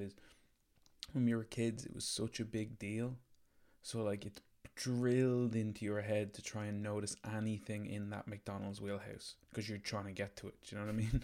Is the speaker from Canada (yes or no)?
no; Ireland; we're Irish